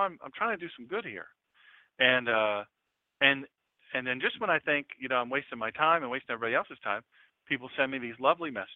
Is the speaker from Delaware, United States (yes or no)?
yes; Love Creek, Delaware, United States; I was from Love Creek down Route 24, which is now John J. Williams Highway